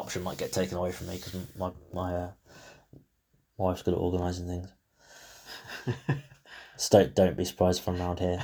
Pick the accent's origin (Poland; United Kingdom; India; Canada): United Kingdom; England; I'm still English